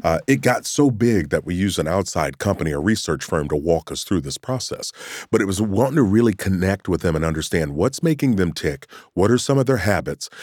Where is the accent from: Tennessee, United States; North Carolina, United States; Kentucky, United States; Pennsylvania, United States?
Kentucky, United States; Me growing up in Kentucky